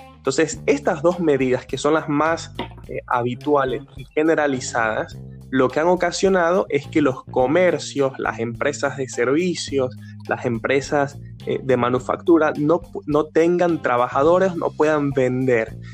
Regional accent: Ecuador; en Ecuador, que es mi país de origen

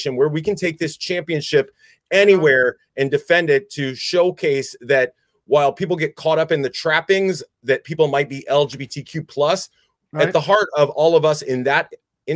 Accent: Houston, Texas, United States; So I grew up in the Houston area during the heyday of the Mid-South territory system.

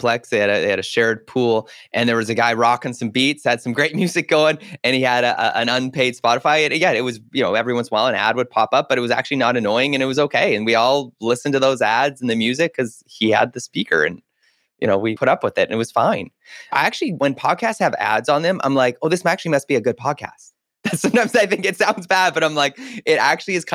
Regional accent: Canada; as a Canadian, we didn't have it.

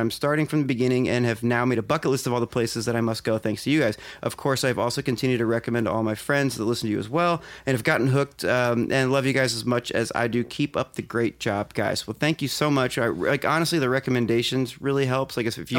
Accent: St. Louis, Missouri, United States; I started with the Limp Mansion series because we are from St. Louis and booked a night there for our birthdays.

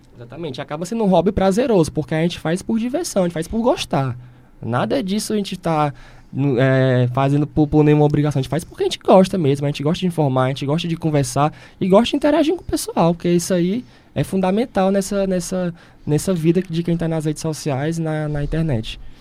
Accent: Ceará, Brazil; nós, como cearenses

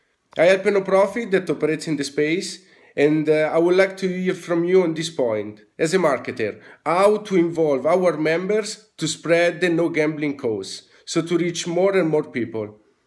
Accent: Italy; from Italy.

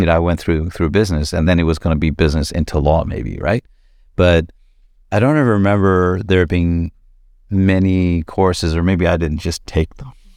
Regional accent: Toronto, Ontario, Canada; I grew up here in Flemington Park

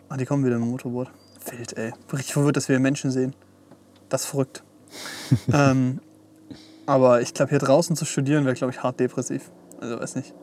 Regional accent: Esslingen, Baden-Württemberg, Germany; bei uns in Esslingen

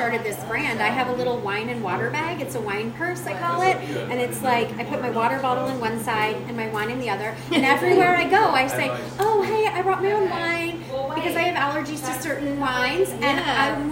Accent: Wisconsin, United States; I'm from Wisconsin

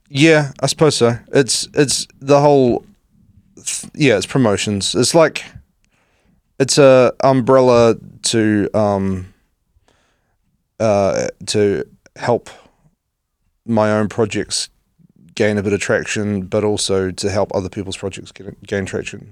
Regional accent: West Coast, New Zealand; moved away as an adult; now in Christchurch, New Zealand; I grew up on the West Coast

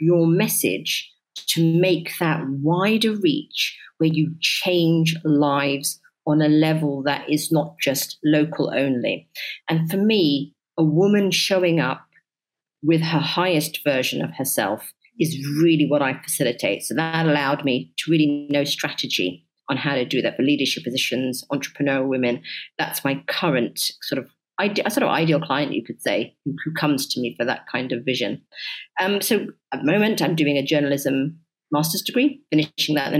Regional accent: London, United Kingdom; moved away as an adult; now in United Arab Emirates; my upbringing has made me understand that when you're living in so many different places, growing up in London, such a melting pot

